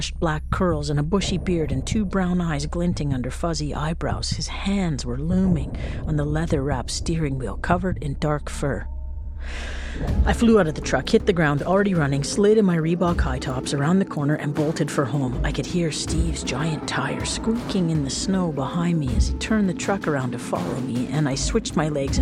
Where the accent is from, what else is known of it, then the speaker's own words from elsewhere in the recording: Whitehorse, Yukon, Canada; growing up in Whitehorse meant that you never thought about, cared about, learned about, or knew the actual names of most of the streets of your hometown